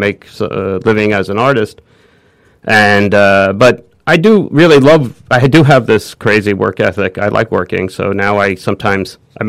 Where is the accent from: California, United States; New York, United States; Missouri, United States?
New York, United States; New Rochelle; also born or lived in Manhattan, New York; I was born in Manhattan. We moved to the Westchester. I moved to New Rochelle. I sat in the suburbs.